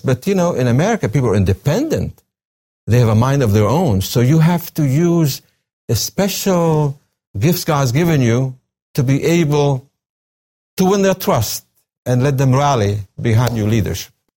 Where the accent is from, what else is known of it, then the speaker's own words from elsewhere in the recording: coast between Baniyas and Tartus, Tartus Governorate, Syria; now in United States; I was born in Syria, on the coast, a small town between the cities of Beni Yas and Tartus.